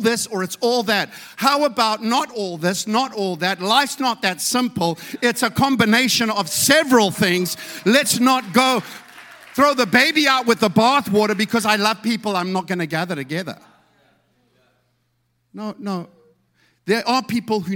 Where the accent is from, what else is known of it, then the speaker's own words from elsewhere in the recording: South Africa; I come from South Africa